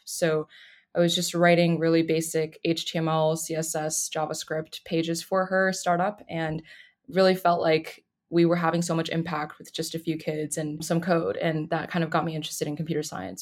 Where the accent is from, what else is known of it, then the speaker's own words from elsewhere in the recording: Boulder, Colorado, United States; moved away as an adult; now in Durham, United States; I'm originally from Boulder, Colorado, but in North Carolina to finish school